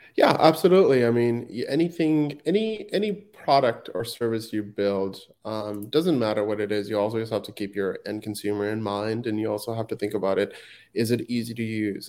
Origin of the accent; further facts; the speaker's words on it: Afghanistan; now in Vancouver, Canada; I was born and raised in Afghanistan